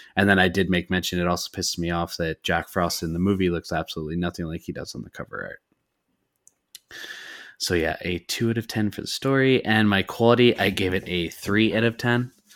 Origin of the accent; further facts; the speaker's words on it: Canada; I'm Canadian.